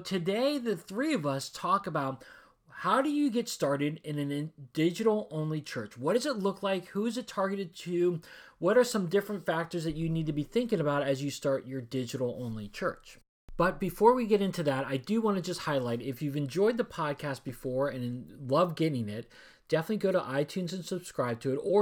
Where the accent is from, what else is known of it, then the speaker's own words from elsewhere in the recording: Washington, District of Columbia, United States; I was born and raised in Washington, D.C. area